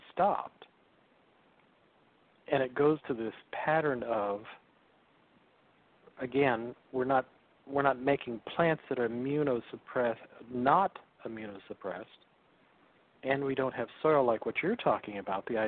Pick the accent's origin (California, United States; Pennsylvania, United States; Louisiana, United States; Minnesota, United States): California, United States; Salinas Valley; growing up in the Salinas Valley as a kid